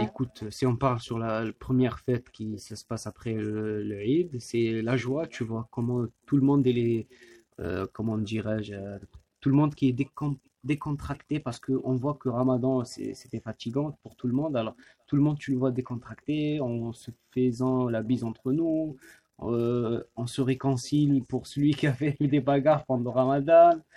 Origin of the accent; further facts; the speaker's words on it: Algeria; now in France